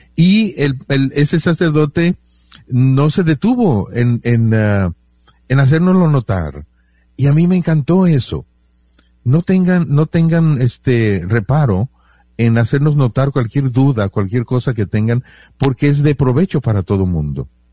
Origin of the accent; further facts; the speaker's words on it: Mexico; Yo me siento bien mexicano